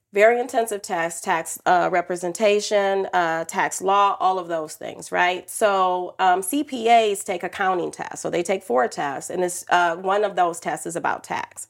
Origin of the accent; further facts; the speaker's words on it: Detroit, Michigan, United States; I grew up in Detroit, single mom, teenage